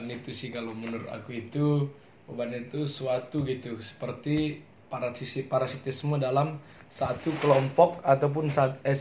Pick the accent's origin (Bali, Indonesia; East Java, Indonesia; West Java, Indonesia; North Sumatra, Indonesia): North Sumatra, Indonesia; Karo; yo perkenalkan … aku, dari Karo dari Karo Sumatera Utara